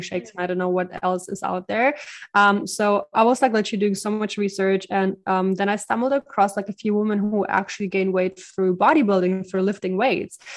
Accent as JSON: {"language": "English", "country": "Ukraine", "also_born_or_lived": "Germany", "moved": "yes", "lives_now": "Bali, Indonesia", "said": "I'm originally from the Ukraine"}